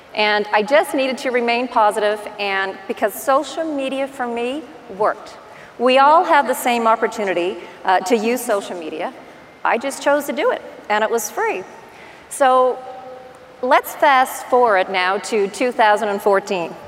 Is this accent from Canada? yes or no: yes; Newfoundland and Labrador, Canada; accent: Newfie; now in Halifax, Canada; This is what I sound like in person with my Newfie accent